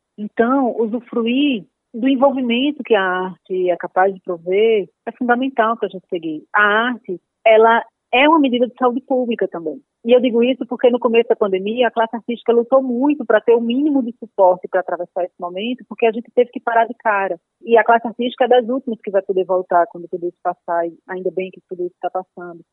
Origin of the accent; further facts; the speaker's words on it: Paraíba, Brazil; moved away as an adult; now in São Paulo, Brazil; quando eu existia na Paraíba, eu era uma pessoa, né, que Sim. nasci, estava lá na Paraíba